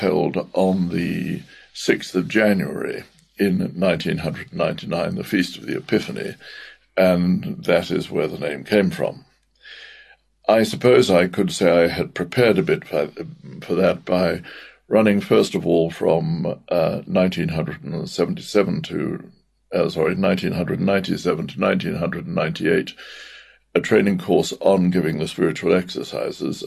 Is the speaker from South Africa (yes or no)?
yes; Cape Town, Western Cape, South Africa; moved away as an adult; also born or lived in Grahamstown, South Africa / Scotland; now in United Kingdom; I am in fact South African born. I was born in Cape Town and went to school at St. Aidan's College in Grahamstown